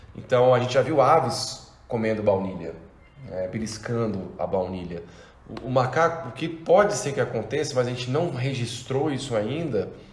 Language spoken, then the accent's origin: Portuguese; Brazil; como brasileiro